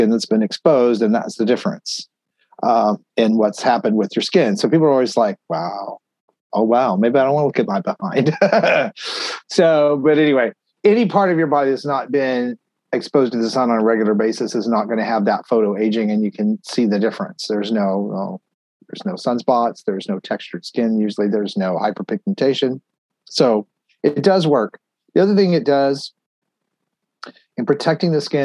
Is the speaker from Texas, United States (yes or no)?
yes; Texas, United States; also born or lived in Tennessee / Pennsylvania; now in Florida, United States; I grew up in Texas, you know, I lived there most of my life